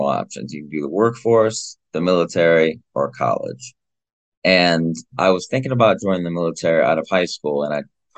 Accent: Iowa, United States; my home state of Iowa

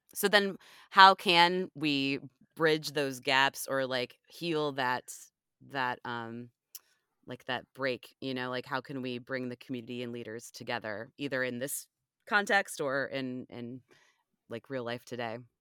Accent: Ohio, United States; also born or lived in Washington, D.C. / Northern Virginia; now in Richmond, United States; I'm originally, well, I'm originally from Ohio

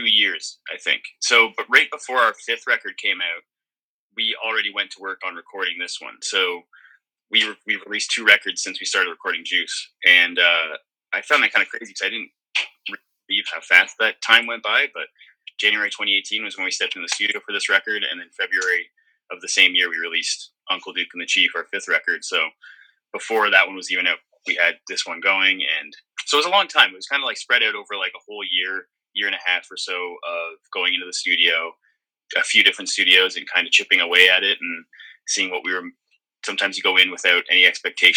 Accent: Midland, Ontario, Canada; also born or lived in Toronto; growing up in Midland, we all had different jobs. My parents owned a restaurant called McBee's in our hometown

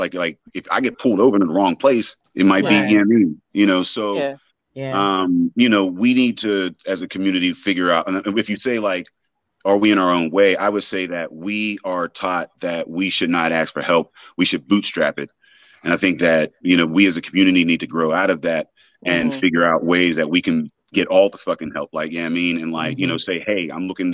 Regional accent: Braddock, Pennsylvania, United States; now in Pittsburgh, United States; I'm from Braddock originally

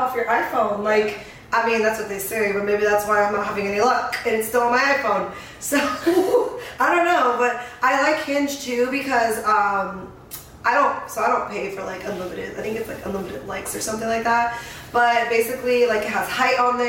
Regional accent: San Diego, California, United States; now in Phoenix, United States; I grew up in San Diego

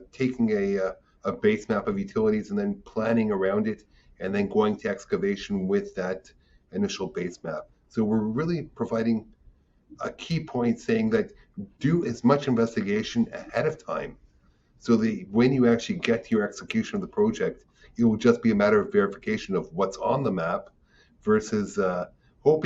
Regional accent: Israel; I'm from Israel.

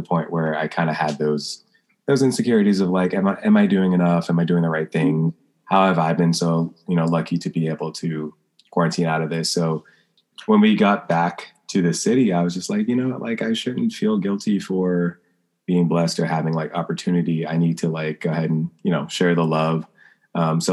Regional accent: the South, United States; I'm from the South

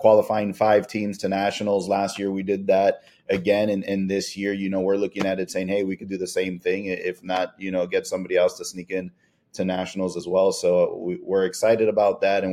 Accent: Miami, Florida, United States; moved away as an adult; now in Fort Myers, United States; We grew up in Miami together

